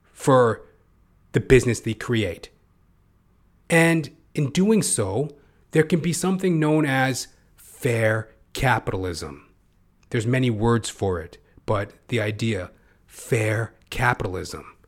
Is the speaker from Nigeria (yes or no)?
no; Canada; I'm a Canadian, I'm, I don't live in America